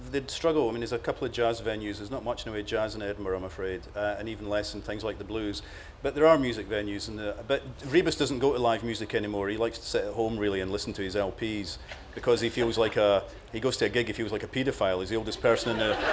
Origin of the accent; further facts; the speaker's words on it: Croatia; Uh, Croatia.